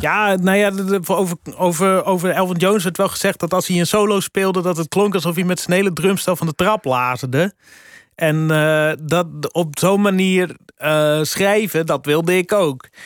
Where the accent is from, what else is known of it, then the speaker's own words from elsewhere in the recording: Friesland, Netherlands; moved away as an adult; also born or lived in Groningen; Ik ben opgegroeid in Friesland